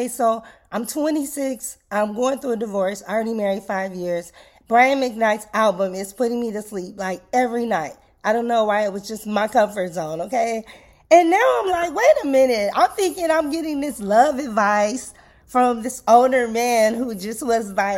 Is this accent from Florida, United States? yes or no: no; Los Angeles, California, United States; also born or lived in Virginia Beach / Maryland / Philadelphia; now in Atlanta, United States; I was born and raised in Los Angeles